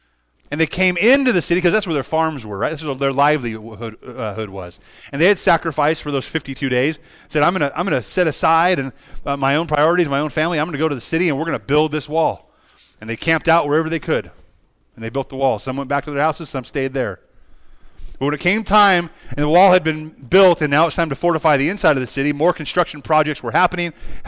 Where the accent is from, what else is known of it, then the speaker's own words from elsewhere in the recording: United States; even as American Christians